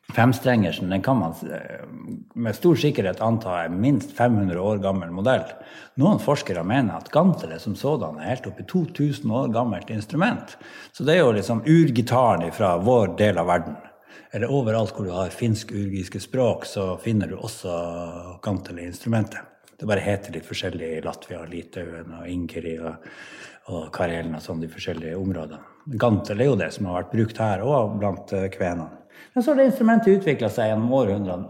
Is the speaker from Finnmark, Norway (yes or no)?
yes; Pasvik Valley, Finnmark, Norway; jeg er fra Pasvikdalen og er musiker